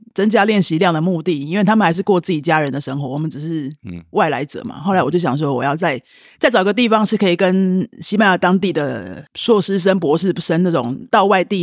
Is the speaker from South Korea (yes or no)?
no; Taipei, Taiwan; 我在台北长大